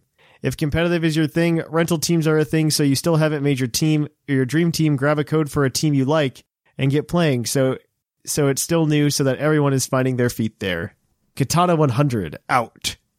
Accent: United Kingdom; But the most enjoyable part for me, being a Brit, is the overall theme of the game and towns all felt like Britain from the first little village to Winden.

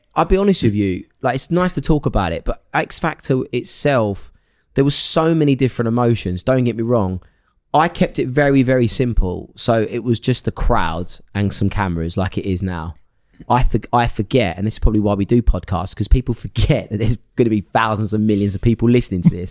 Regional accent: Essex, East of England, United Kingdom; where I grew up in Essex.

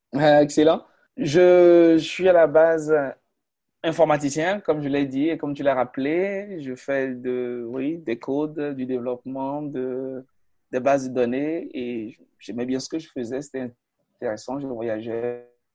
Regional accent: Natitingou, Atakora, Benin; Je suis né, je suis né à Natitengu, à 600 km de mhm. Cotonou, à pratiquement 650 km de la capitale du Bénin, qui est Porto Novo

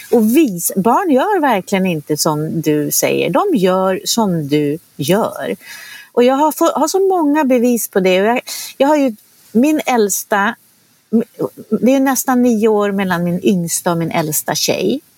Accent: Norrland, Sweden; moved away; Jag är ju uppvuxen i Norrland.

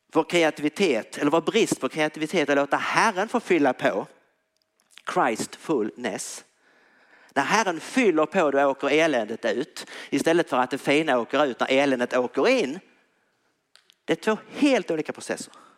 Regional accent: Tyringe, Skåne, Sweden; jag spelat hockey när jag var liten i Tyringe

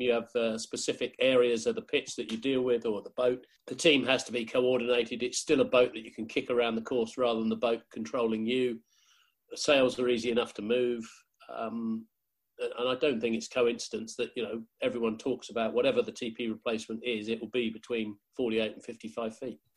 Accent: New Zealand; growing up in New Zealand

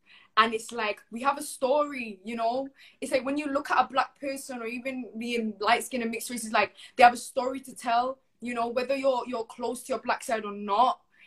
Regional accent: Manchester, North West England, United Kingdom; I'm still growing up in Manchester

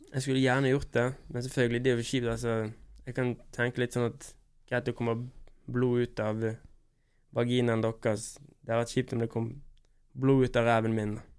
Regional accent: Bergen, Vestland, Norway; also born or lived in Oslo; Når jeg er hjemme i Bergen

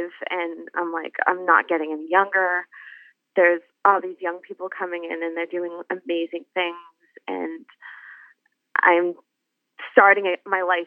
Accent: Massachusetts, United States; moved away as an adult; now in Ohio, United States; I grew up in Massachusetts

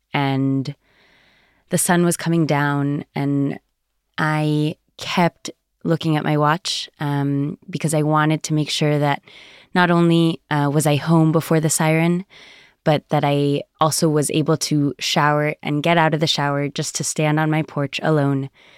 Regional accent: United States; I grew up in the United States in a South American home, very Zionist and liberal.

